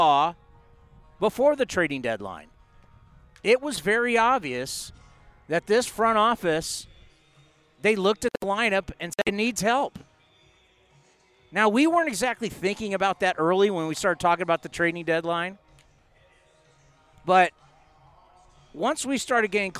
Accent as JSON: {"language": "English", "town": "San Diego", "region": "California", "country": "United States", "tie": "born or raised there", "moved": "yes", "said": "I grew up in San Diego and, of course, grew up a Tony Gwynn fan."}